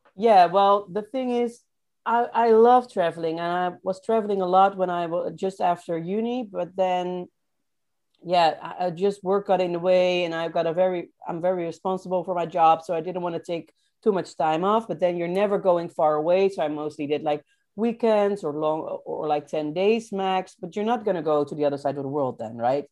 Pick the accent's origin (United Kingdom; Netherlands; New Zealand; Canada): Netherlands; Rotterdam, South Holland; moved away as an adult; I'm from Rotterdam